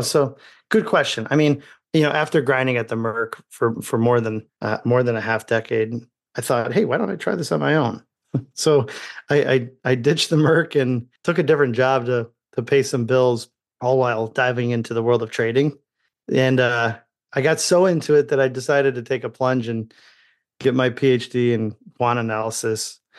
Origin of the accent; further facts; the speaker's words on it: Indiana, United States; as a child growing up in Indiana